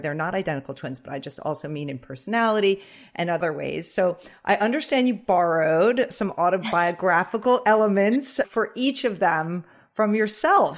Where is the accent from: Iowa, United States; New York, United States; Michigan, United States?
New York, United States; the Hamptons, Long Island; I'm actually from Long Island, so is Corinne, oh. uh, but I grew up in the Hamptons and I still live there now